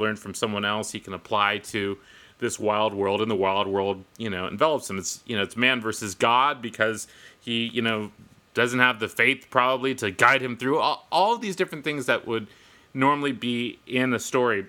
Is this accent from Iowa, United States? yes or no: no; Northern California, United States; I grew up in Northern California